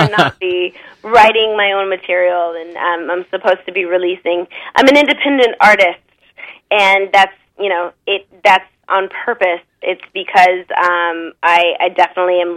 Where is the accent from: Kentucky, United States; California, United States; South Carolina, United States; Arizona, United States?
Arizona, United States; I'm from Arizona in the States. And, you know, just a good old country Western girl.